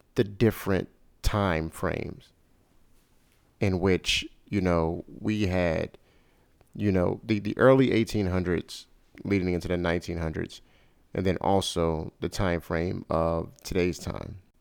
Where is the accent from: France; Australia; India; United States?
United States; Chicago, Illinois; my hometown, Chicago, Illinois